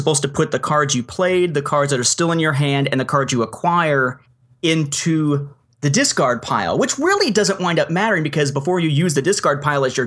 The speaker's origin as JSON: {"language": "English", "town": "Evansville", "region": "Indiana", "country": "United States", "tie": "born or raised there", "moved": "as an adult"}